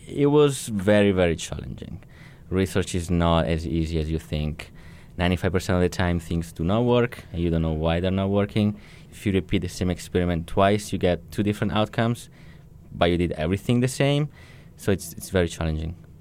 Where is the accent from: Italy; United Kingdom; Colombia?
Italy; moved away as an adult; now in United States; I come from Italy